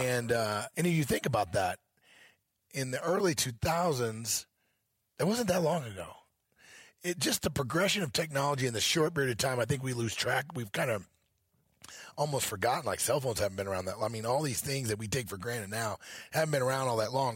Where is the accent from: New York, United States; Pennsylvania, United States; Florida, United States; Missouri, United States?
Missouri, United States; moved away as an adult; now in Montana, United States; I grew up in Missouri